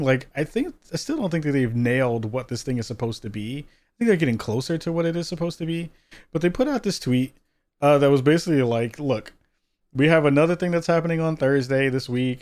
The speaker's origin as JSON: {"language": "English", "region": "New York", "country": "United States", "tie": "born or raised there", "moved": "yes", "said": "a former New Yorker, 'cause I was born and raised out in New York"}